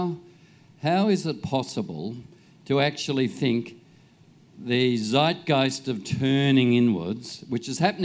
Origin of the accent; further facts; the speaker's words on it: Australia; I have a duty as an Australian